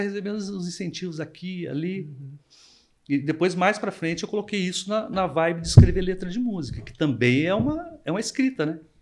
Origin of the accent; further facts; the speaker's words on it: Monteiro Lobato, São Paulo, Brazil; quando eu era criança, eu morava em Monteiro, Monteiro Lobato